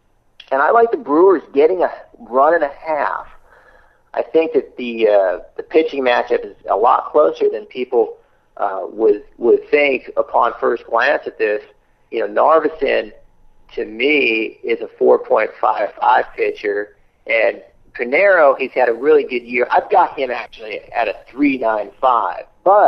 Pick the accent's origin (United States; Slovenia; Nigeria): Slovenia; I'm from Slovenia.